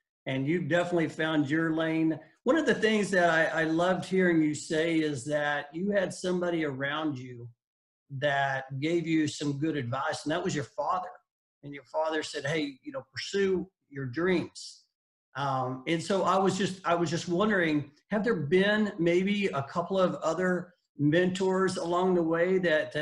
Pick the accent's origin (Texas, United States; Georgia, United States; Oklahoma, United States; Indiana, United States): Oklahoma, United States; Growing up in Oklahoma, watched Bill Teagans